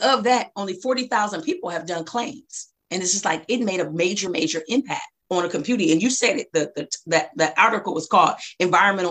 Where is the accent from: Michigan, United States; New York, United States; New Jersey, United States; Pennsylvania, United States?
Michigan, United States; Flint; also born or lived in Ypsilanti, Michigan; now in Detroit, United States; I went to elementary school in Flint, moved away from middle school, came back my last year of high school